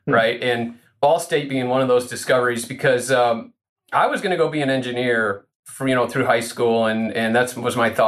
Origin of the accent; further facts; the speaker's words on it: Rochelle, Illinois, United States; now in Park Ridge, United States; my hometown, I'm from Rochelle. It's a town north central Illinois, just west of DeKalb